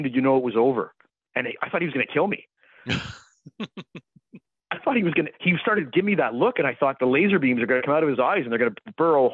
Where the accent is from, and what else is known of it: Ottawa, Ontario, Canada; born or raised there